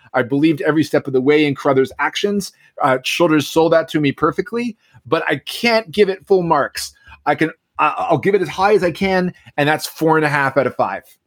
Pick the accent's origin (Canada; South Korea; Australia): Canada; Newfoundland and Labrador; now in Ottawa, Canada; I'm I'm from Newfoundland